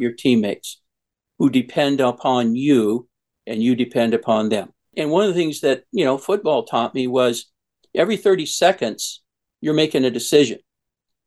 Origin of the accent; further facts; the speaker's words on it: Old Forge, Pennsylvania, United States; I'm from Old Forge, Pennsylvania. It's a coal mining town right outside of Scranton.